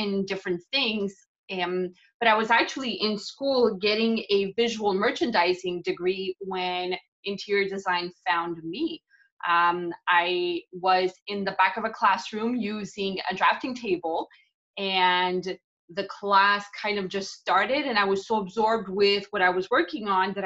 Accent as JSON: {"language": "English", "country": "Portugal", "tie": "born or raised there", "also_born_or_lived": "Canada / Miami", "moved": "yes", "said": "I was born in Portugal. I lived in Canada for a really long time"}